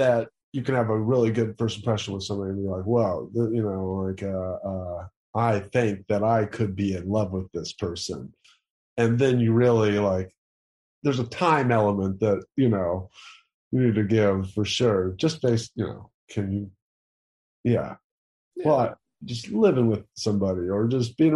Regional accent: Tennessee, United States; now in California, United States; I'm from Tennessee

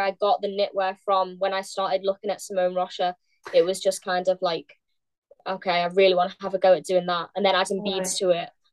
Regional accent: near Liverpool, North West England, United Kingdom; moved away as an adult; now in London, United Kingdom; from up north, so I'm from near Liverpool.

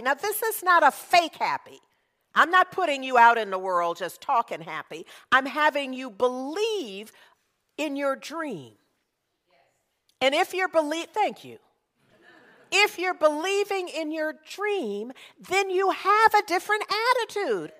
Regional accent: Berkeley, California, United States; I grew up in Berkeley

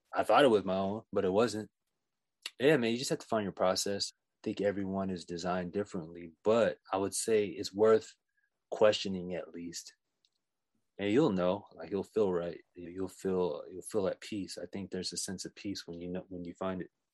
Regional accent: Oakland / Oxnard, California, United States; now in Daly City, United States; I was born in Oakland, raised here in the Bay, and then, uh, when I was nine, I, I packed up my bags and moved to Oxnard, and then I, I went there, I lived there till I was eighteen

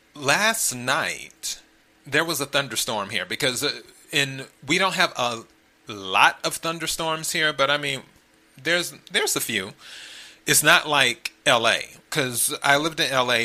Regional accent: the Carolinas, United States; also born or lived in Miami; now in Los Angeles, United States; originally I'm from the Carolinas, so I'm a Carolina kid.

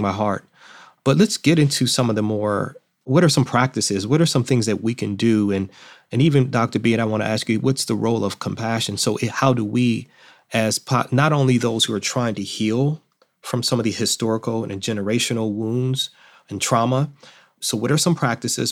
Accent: Detroit, Michigan, United States; I'm from Detroit, I was born in Detroit

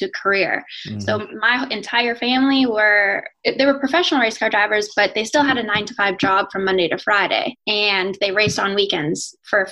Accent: Winnipeg, Manitoba, Canada; now in North Carolina, United States; I'm Canadian. I grew up in Winnipeg. I'm actually here now.

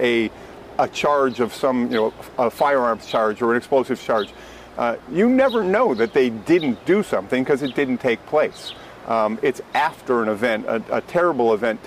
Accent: Massachusetts, United States; moved away; we're from Massachusetts

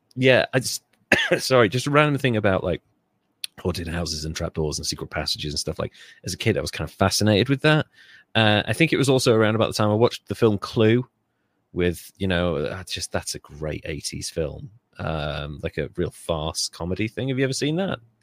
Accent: Wales, United Kingdom; I grew up in Wales

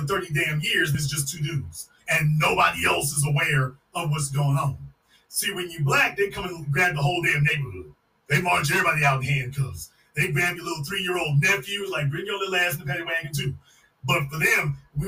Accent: Louisiana, United States; I'm from Louisiana, and I'm telling you, as someone from Louisiana

